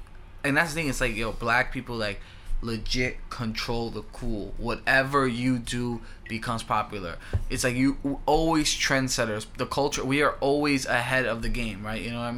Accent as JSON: {"language": "English", "town": "New York City", "region": "New York", "country": "United States", "tie": "born or raised there", "said": "growing up in New York, growing up in the Bronx"}